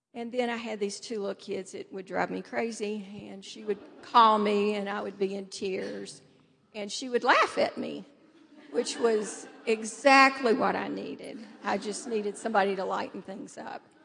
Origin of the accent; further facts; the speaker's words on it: Nashville, Tennessee, United States; also born or lived in Indianapolis, Indiana / Naperville, Illinois; now in Denver, United States; I grew up in Nashville, Tennessee